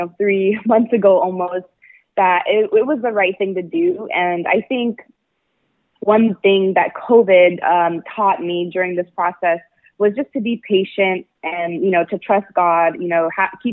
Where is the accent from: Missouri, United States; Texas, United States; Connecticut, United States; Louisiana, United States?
Texas, United States; El Paso; also born or lived in Austin, Texas; am from El Paso, Texas. I grew up with my Mexican side of my family